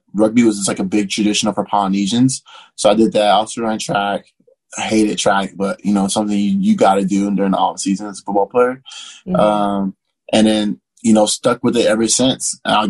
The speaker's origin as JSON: {"language": "English", "town": "Long Beach", "region": "California", "country": "United States", "tie": "born or raised there", "moved": "as an adult", "lives_now": "Pittsburgh, United States", "said": "Yes, I was born in Long Beach, California."}